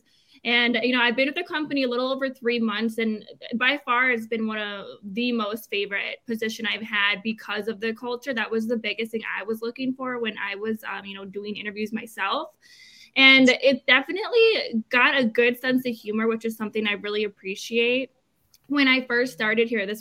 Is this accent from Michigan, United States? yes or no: yes; Michigan, United States; now in Columbus, United States; I am from Michigan